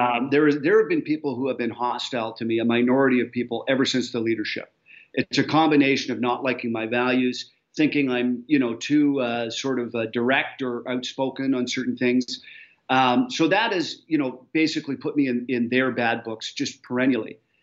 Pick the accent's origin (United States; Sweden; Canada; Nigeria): Canada; I as a Canadian